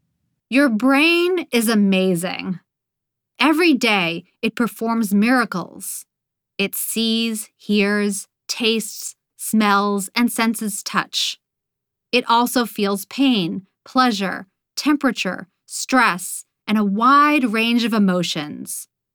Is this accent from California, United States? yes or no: no; Boston, Massachusetts, United States; accent: Boston; I'm originally from Boston and had a Boston accent for most of my young life.